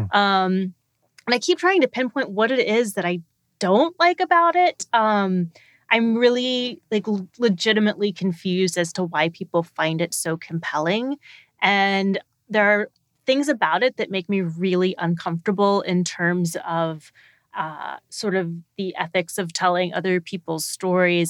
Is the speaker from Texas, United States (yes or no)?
yes; Texas, United States; when I was a kid, I grew up in Texas